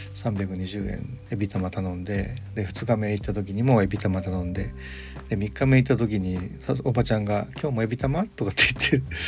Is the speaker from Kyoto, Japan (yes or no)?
yes; Kyoto, Japan; moved away as an adult; also born or lived in Shimane; now in Tokyo, Japan; 僕京都の出身